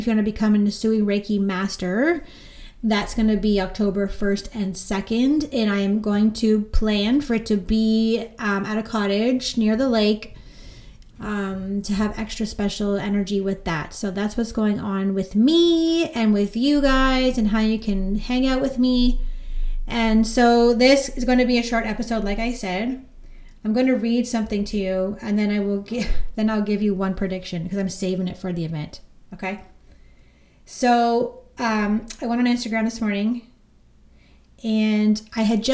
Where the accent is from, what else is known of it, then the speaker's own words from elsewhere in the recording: Orangeville, Ontario, Canada; now in Beaverton, Canada; I'm from Orangeville, but I currently live in Beaverton, Ontario.